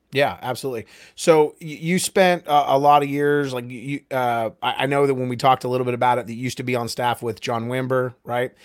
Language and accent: English; California, United States; now in Oklahoma City, United States; I'm from California